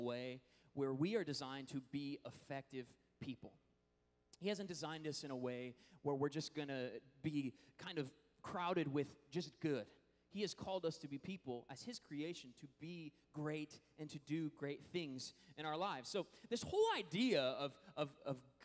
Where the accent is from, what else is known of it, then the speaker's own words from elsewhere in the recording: Washington, United States; moved away; Washington, which is actually my home state